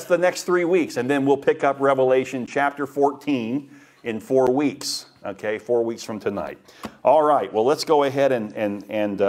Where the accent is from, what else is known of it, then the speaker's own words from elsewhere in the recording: Daytona Beach, Florida, United States; When I grew up in Daytona Beach, and my paper route was along the river